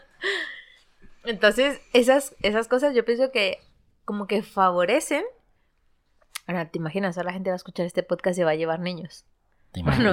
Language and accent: Spanish; Santo Domingo, Santo Domingo de los Tsáchilas, Ecuador; now in Spain; Yo crecí en, en Ecuador, en un, una ciudad que se llama Santo Domingo